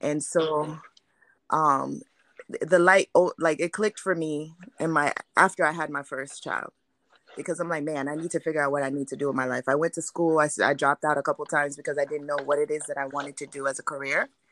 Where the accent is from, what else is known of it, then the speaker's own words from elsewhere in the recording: New York, United States; also born or lived in Haiti; now in Orlando, United States; I was born in Haiti, grew up in New York